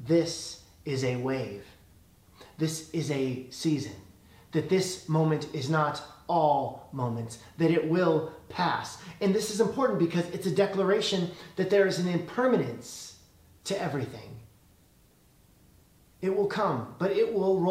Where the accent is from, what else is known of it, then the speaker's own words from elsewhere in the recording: Illinois, United States; now in California, United States; When I was a kid, I grew up in Illinois